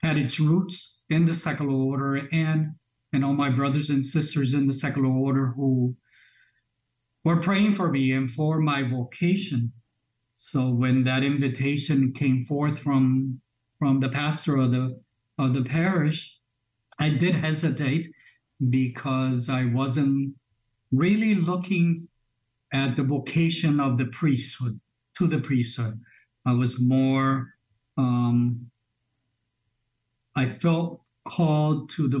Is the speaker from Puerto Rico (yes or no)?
yes; Arecibo, Puerto Rico; moved away as an adult; also born or lived in Springfield, Massachusetts / Kissimmee, Florida; now in Chicago, United States; I am Puerto Rican. I was born in Puerto Rico, in the city of Arecibo, Puerto Rico. And I came to this country when I was a young 9-year-old and settled in Springfield, Massachusetts. And then at some point, my family returned to Puerto Rico, where I finished high school in Puerto Rico